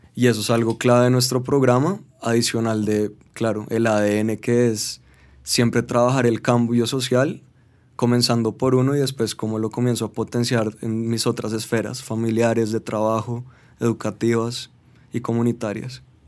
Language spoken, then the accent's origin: Spanish; Colombia; soy colombiano